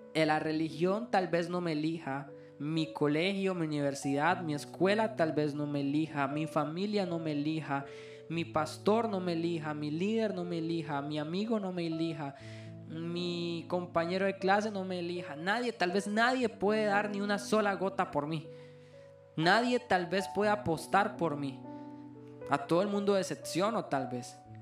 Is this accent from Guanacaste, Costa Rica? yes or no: yes; Liberia, Guanacaste, Costa Rica; yo soy de Liberia, Costa Rica